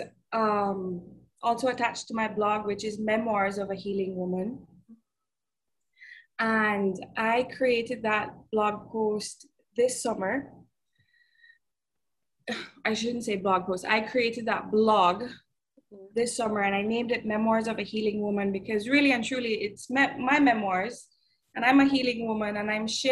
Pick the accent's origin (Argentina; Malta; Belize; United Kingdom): Belize; moved away as an adult; now in Miami, United States; I was raised in Belize